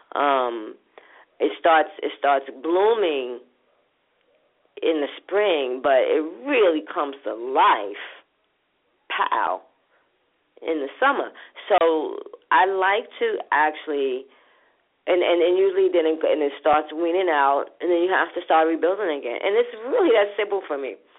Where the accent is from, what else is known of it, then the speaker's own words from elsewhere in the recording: New York City, New York, United States; from my hood, from from Brooklyn, where I grew up from in Linden Plaza